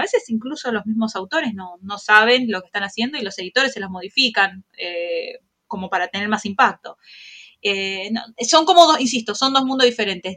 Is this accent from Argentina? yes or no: yes; Argentina; somos argentinas